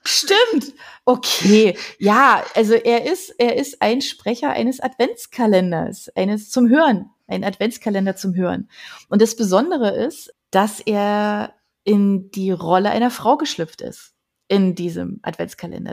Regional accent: Berlin, Germany; moved away; von Berlin abonniert, weil das einfach meine Heimat war

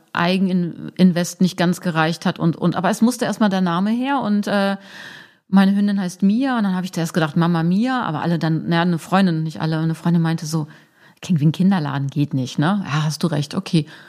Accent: Braunschweig, Lower Saxony, Germany; moved away as an adult; now in Hamburg, Germany; ich komme aus Braunschweig, Braunschweig-Wolfsburg ist sehr nah

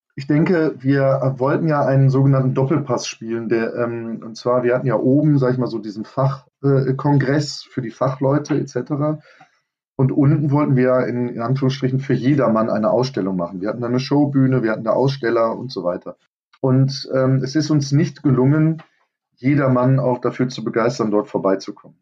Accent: Germany; bei uns in Deutschland

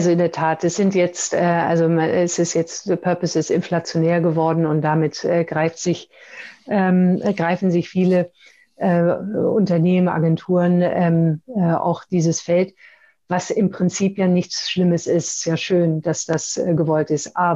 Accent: Pakistan; born there; Ich bin in Pakistan geboren, obwohl in einer deutschen Familie.

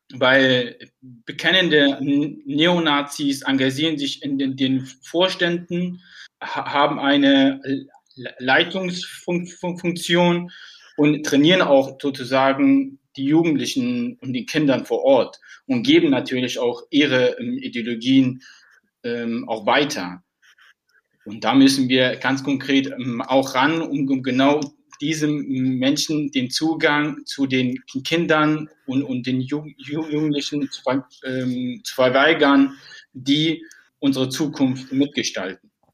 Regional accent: Plauen, Saxony, Germany; Plauen war die Stadt, wo ich aufgewachsen bin und zur Schule gegangen bin

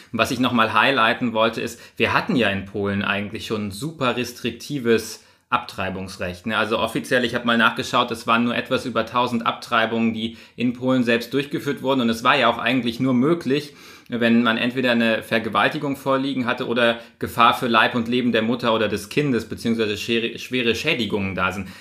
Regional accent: Bavaria, Germany; bei uns in Bayern

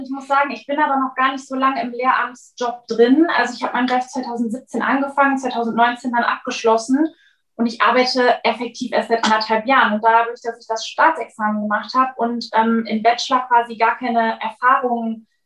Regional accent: Cologne, North Rhine-Westphalia, Germany; falls ich es noch nicht gesagt habe, ich komme aus Köln.

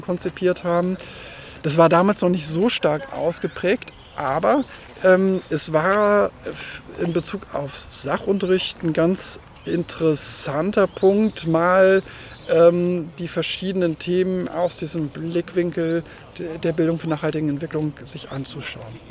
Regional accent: Hanover region, Lower Saxony, Germany; auf meinem Heimatdorf, aus dem ich äh, ursprünglich mal ähm, herkomme und aufgewachsen bin

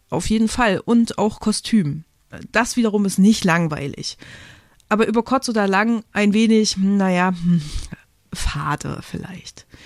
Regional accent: Thuringia, Germany; Oder sächsische Schauspieler versuchen sich als Thüringer, was ich dann als Einheimische nur schwer erträglich finde.

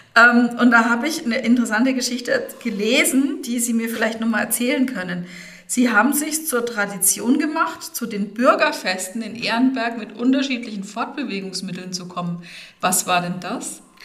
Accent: Bad Neustadt an der Saale, Bavaria, Germany; ich bin Rönerin, in Bad Neustadt geboren und aufgewachsen

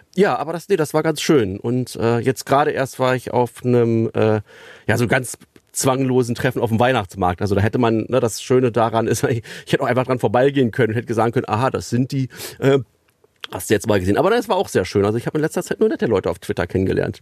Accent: Berlin, Germany; now in Löhne, Germany; der Süden von Berlin, äh, wo ich groß geworden bin

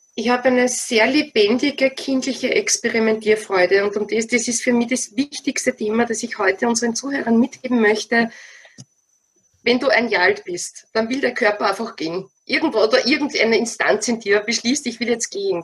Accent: Wiener Neustadt, Lower Austria, Austria; moved away as an adult; now in Stubai Valley, Austria; Ich stamme aus Wiener Neustadt, also ganz aus deiner Nähe, ja? aus dem schönen Niederösterreich, Grenze Burgenland

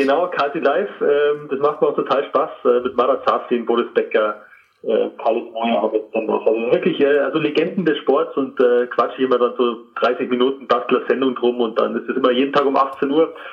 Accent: Trostberg, Bavaria, Germany; also born or lived in Rosenheim area; now in Kolbermoor, Germany; Ursprünglich bin ich in Trostberg aufgewachsen

